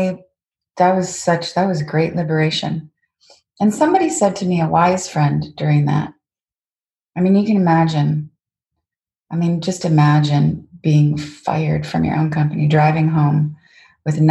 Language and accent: English; Canada; moved away as an adult; also born or lived in Washington, D.C., United States; I'm a Canadian female in Washington, D.C.